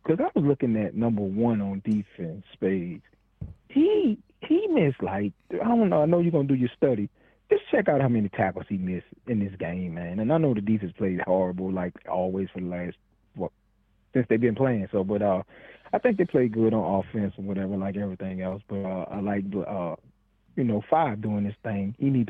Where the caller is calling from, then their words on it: Mobile, Alabama, United States; I'm calling from Mobile